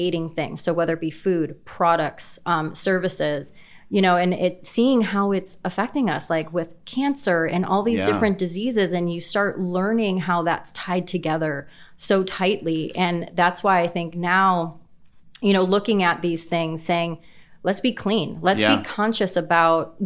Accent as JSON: {"language": "English", "town": "Chicago", "region": "Illinois", "country": "United States", "tie": "born or raised there", "said": "I grew up in Chicago"}